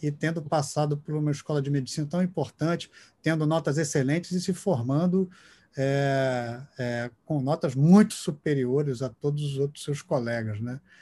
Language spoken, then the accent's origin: Portuguese; Brazil; como brasileiro